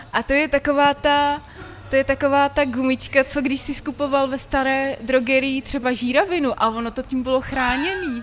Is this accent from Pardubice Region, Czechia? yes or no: yes; Jevíčko, Pardubice Region, Czechia; moved away; also born or lived in Litomyšl / Brno; já jsem z Jivíčka, že jo, to je kusíček vlastně od tam